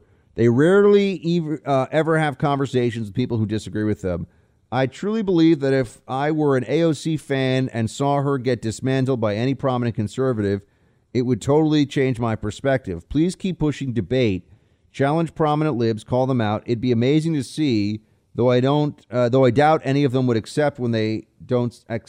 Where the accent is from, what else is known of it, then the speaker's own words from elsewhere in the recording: England, United Kingdom; Albert, Buck, mate, I'm from England.